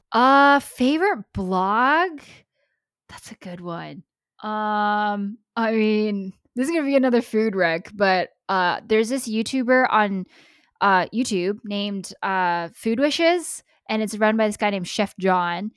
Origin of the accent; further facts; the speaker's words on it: United States; I'm American